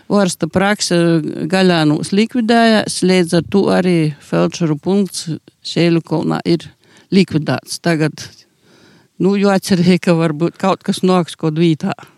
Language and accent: Latvian; Sēļakolns, Latgale, Latvia; Esmu dzimis augusi tāpēc Sēļakolnā.